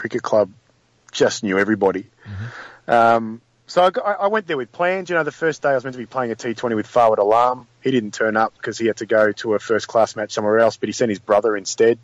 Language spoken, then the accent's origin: English; Australia